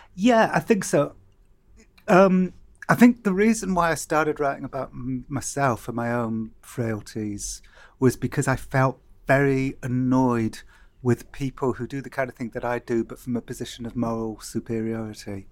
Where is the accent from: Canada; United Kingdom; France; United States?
United Kingdom; Cardiff, Wales; I remember growing up in Cardiff